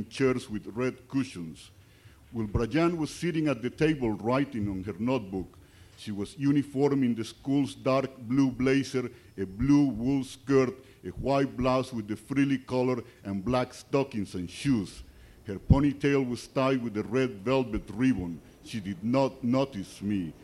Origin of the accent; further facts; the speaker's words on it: Colombia; English is a second language; moved away; I was born in Colombia